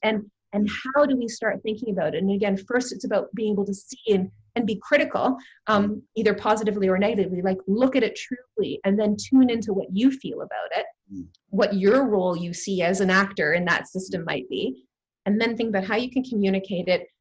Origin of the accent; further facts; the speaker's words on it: Toronto, Ontario, Canada; moved away as an adult; now in United Kingdom; I'm born and bred in Toronto, and I, I love my hometown. I've been living here in the UK now for about 12 years.